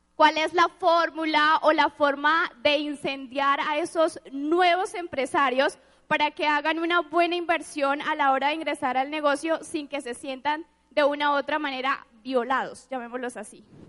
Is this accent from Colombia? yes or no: yes; San Gil, Santander, Colombia; Soy de San Gil, muy orgullosa